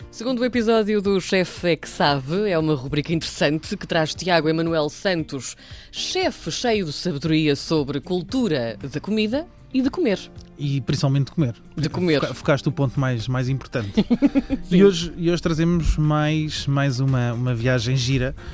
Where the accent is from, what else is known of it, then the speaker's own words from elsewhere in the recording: Portugal; nós somos portugueses